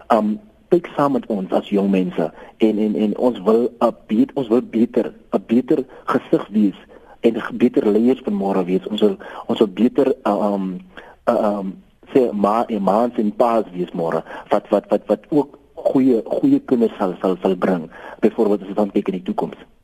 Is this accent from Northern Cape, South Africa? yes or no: yes; Kakamas, Northern Cape, South Africa; also born or lived in Springbok; ek is oorsprong van Kakamas